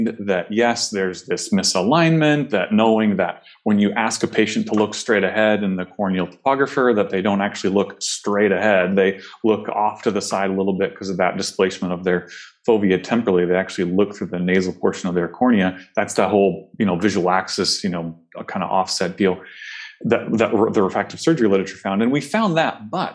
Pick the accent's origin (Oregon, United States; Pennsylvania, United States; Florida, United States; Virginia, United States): Oregon, United States; Oregon's home for me. It's where I grew up, spent undergrad, and went to optometry school here at Pacific